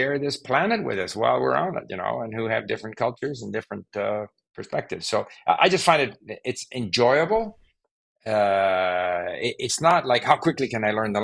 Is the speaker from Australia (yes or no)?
no; Canada; first language Swedish; also born or lived in Sweden; I was born in Sweden, and at the age of 5, my family moved to Canada